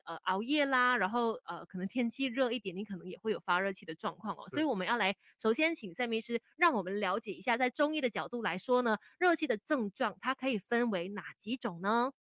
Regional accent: Malaysia; 我们马来西亚人都是比较含蓄啊，比较被动一些些的

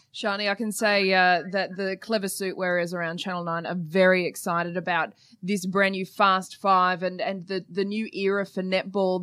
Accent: Queensland, Australia; I'm a Queenslander

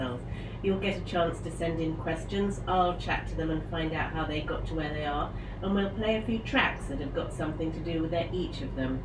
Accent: London, United Kingdom; I spent a lot of time with them as a child growing up in London

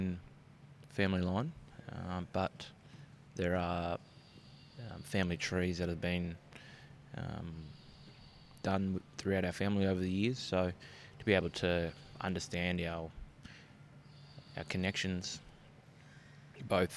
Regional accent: Bunbury, Western Australia, Australia; Growing up in Bunbury, I was one of five

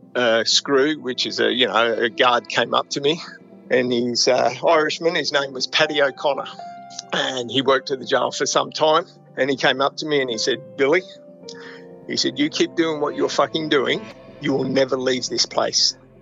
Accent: Gold Coast, Queensland, Australia; also born or lived in Broadmeadows, Victoria; I grew up on the Gold Coast. So I arrived here when I was uh, three or four years old from Victoria, Broadmeadows, I was born

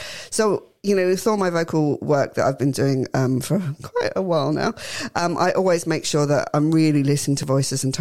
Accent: Australia; I'm an Aussie

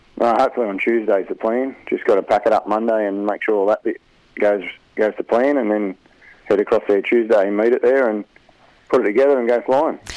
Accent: Albany, Western Australia, Australia; now in Rutherford, Australia; I grew up in Albany, Tara, and then I moved down here.

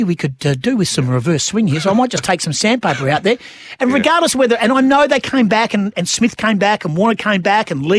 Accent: Western Australia, Australia; we are West Australian.

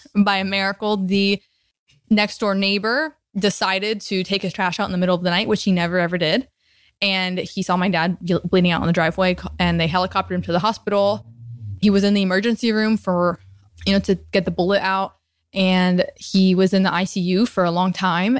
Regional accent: Tampa, Florida, United States; also born or lived in New Jersey; now in Venice, United States; I grew up in Tampa, Florida. I was actually born in New Jersey, but grew up in Florida, so I'm a Floridian at heart.

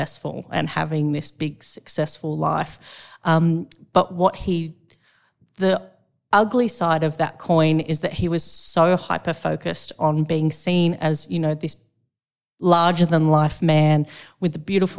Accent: Sydney, New South Wales, Australia; also born or lived in the coast (unspecified); most of my primary years were spent on the Lower North Shore in Sydney

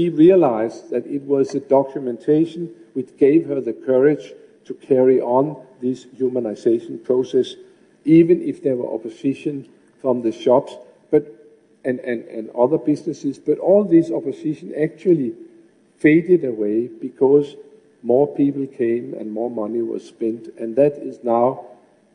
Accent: Copenhagen, Capital Region of Denmark, Denmark; my hometown of Copenhagen

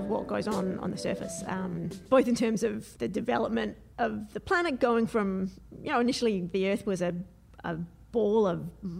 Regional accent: Adelaide, South Australia, Australia; I'm from Adelaide, at least in South Australia.

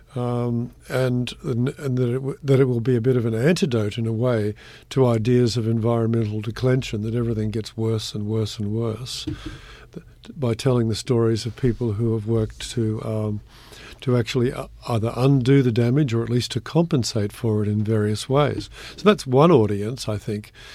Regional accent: Brisbane, Queensland, Australia; also born or lived in Oxford; now in Sydney, Australia; I grew up near the Brisbane River

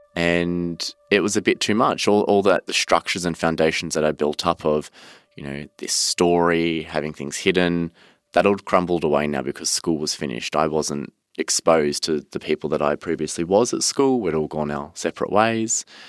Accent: Cranbourne, Victoria, Australia; born or raised there

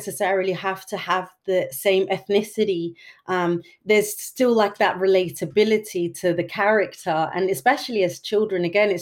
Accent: Denmark; I grew up here in Denmark as well

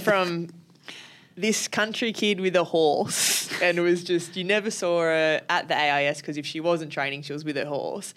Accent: Sydney, New South Wales, Australia; being from Sydney

